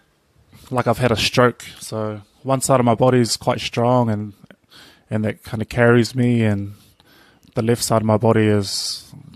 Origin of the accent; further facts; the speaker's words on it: Auckland, New Zealand; moved away as an adult; also born or lived in Invercargill, New Zealand; now in Cook Islands; growing up in Auckland City